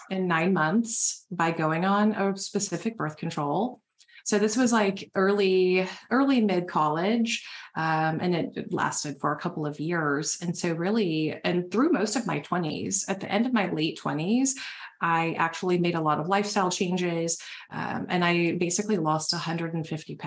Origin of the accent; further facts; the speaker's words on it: the South, United States; now in Nashville, United States; I was born and raised in the South